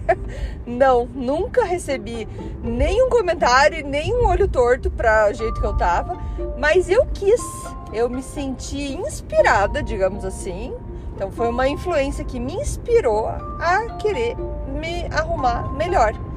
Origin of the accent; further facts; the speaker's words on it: Curitiba, Paraná, Brazil; moved away as an adult; now in Canada; Eu sou curitibana, leite quente, para quem ainda não percebeu o meu sotaque